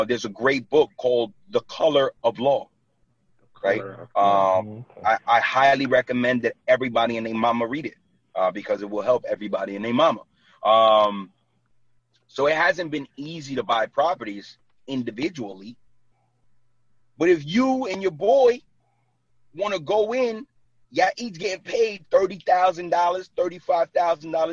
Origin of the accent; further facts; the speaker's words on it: New York City, New York, United States; moved away as an adult; now in New Jersey, United States; I was born and raised in Brooklyn. Like, and I live in Jersey for the last 9 years. I'm still from Brooklyn